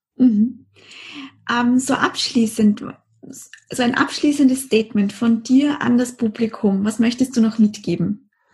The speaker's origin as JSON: {"language": "German", "country": "Austria", "said": "bei uns in Österreich"}